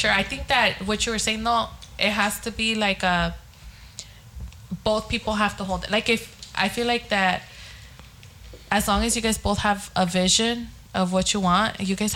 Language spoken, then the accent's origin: English; Long Beach, California, United States; because I mean, I grew up here in Long Beach. I know people know me and and they know my past